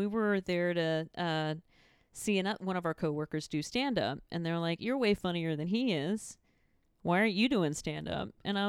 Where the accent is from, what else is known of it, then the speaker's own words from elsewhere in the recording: Houston, Texas, United States; I was doing like improv and like theater and musicals and stuff like that in Houston.